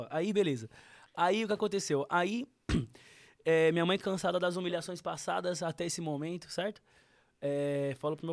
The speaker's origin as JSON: {"language": "Portuguese", "town": "Osasco", "region": "São Paulo", "country": "Brazil", "tie": "born or raised there", "also_born_or_lived": "Piauí", "said": "Eu nasci no Piauí, cara aí. Eu nasci no Piauí e vim pra Osasco, eu tinha 4 anos de idade."}